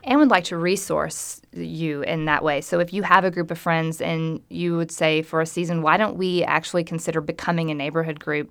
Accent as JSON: {"language": "English", "region": "Arkansas", "country": "United States", "said": "I'm from Arkansas"}